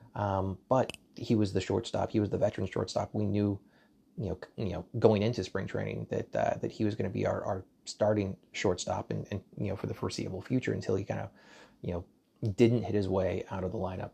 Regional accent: Dallas, Texas, United States; Dallas, Texas, my hometown

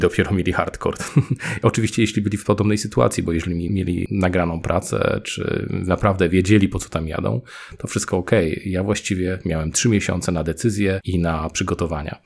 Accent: Poznań, Greater Poland, Poland; moved away as an adult; also born or lived in Norway / Sieraków; now in Keflavík, Iceland; jestem z Poznania

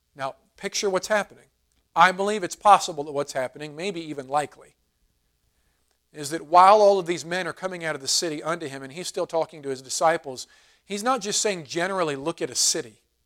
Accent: United States; American Christians

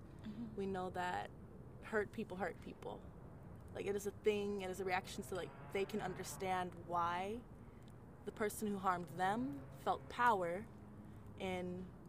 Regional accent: Arizona, United States; growing up in Arizona and like really getting deep

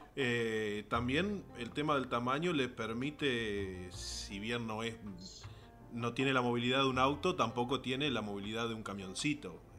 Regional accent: Basavilbaso, Entre Ríos, Argentina; con Hernán somos del mismo pueblo, somos ambos de Basavilbaso

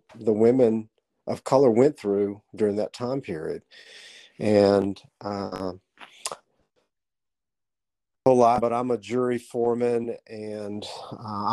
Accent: Southeast Arkansas, United States; I grew up in the South, in Southeast Arkansas.

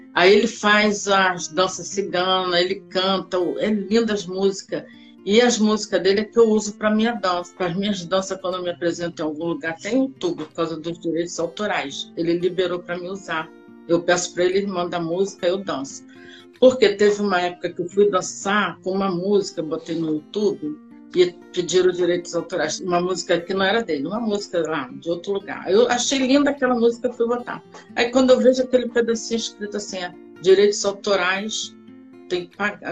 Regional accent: Rio de Janeiro, Brazil; also born or lived in Porto Alegre, Rio Grande do Sul; na realidade eu nasci em Rio Grande do Sul, Porto Alegre. Mas só que eu vim para cá, eu devia ter uns oito meses de idade Aí fui, fiquei aqui no Rio de Janeiro, já sou carioca

